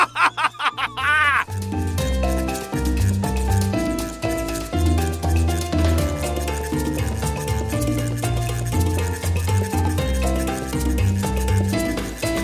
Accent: Minnesota, United States; I'm from Minnesota.

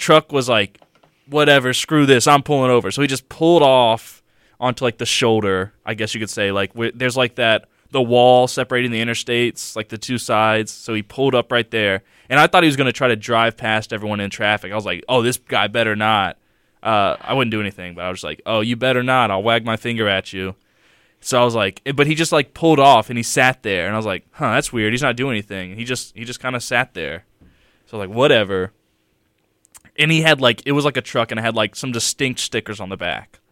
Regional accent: Mobile, Alabama, United States; I'm from Mobile.

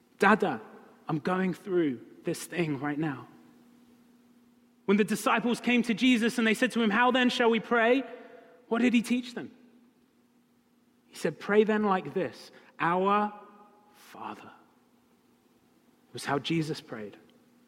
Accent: United Kingdom; moved away; I'm British.

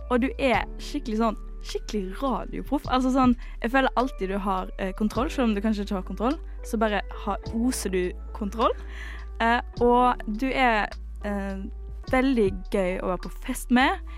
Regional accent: Western Norway, Norway; jeg er fra Vestlandet.

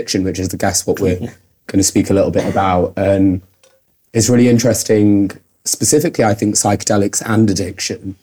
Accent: Manchester, North West England, United Kingdom; moved away as an adult; also born or lived in Altrincham; now in London, United Kingdom; I'm from Manchester, so the north of England.

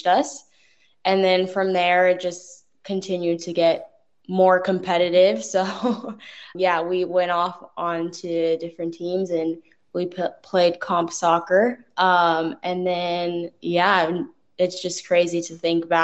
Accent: Northern California, United States; moved away as an adult; now in Australia; I'm from Northern California

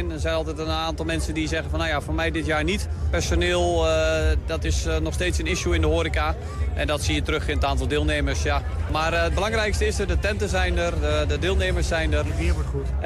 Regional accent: Groenlo, Gelderland, Netherlands; Ik kom uit Groenlo. Wij gaan eh, straks, eh, als we de munt op hebben, dan gaan we naar Groenlo toe.

